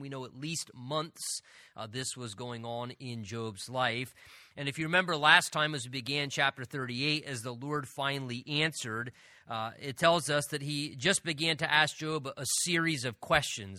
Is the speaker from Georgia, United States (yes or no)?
no; Southern New Jersey, United States; moved away; also born or lived in Pennsylvania; I'm originally from Southern New Jersey